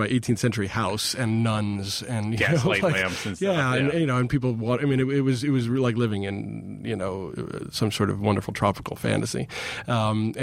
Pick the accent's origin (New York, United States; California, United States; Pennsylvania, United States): New York, United States; New York City; moved away as an adult; now in New Orleans, United States; being from here